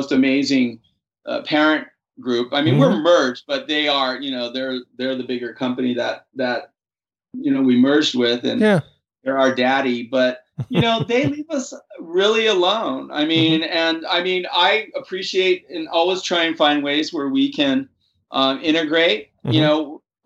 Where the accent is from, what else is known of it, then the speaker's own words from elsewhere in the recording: Hawaii, United States; moved away as an adult; also born or lived in San Francisco / New Mexico; now in Berkeley, United States; I'm from Hawaii, and I born and raised